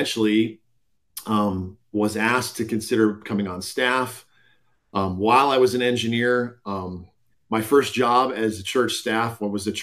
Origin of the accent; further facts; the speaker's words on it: Minneapolis, Minnesota, United States; moved away as an adult; also born or lived in Iowa; now in Colorado, United States; I was born and raised in the Twin Cities, grew up in Minnesota